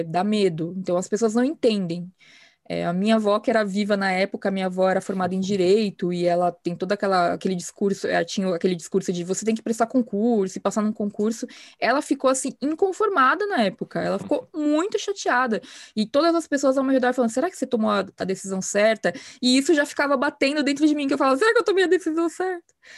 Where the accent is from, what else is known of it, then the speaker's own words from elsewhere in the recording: São Paulo, Brazil; also born or lived in Campinas; Eu moro em São Paulo, sem, sou paulistana por, de, por nascença e por vocação